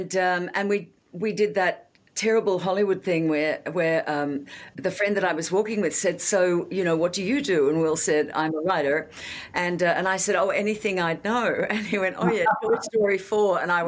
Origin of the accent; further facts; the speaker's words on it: Australia; as an Australian